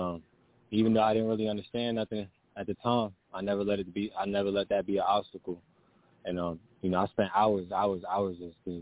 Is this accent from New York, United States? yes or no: yes; New York City, New York, United States; I was raised in Brooklyn